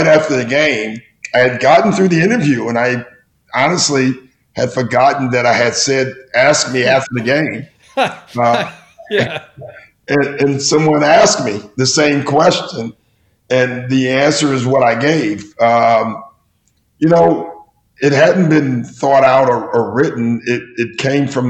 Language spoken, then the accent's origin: English; Chicago, Illinois, United States; growing up in Chicago